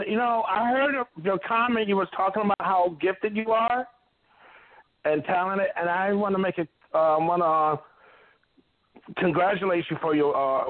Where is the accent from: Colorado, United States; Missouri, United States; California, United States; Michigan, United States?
Michigan, United States; Mount Clemens; also born or lived in Detroit, Michigan; Because I'm from the Motor City. I'm from Mount Clemens, Michigan, Detroit, Michigan.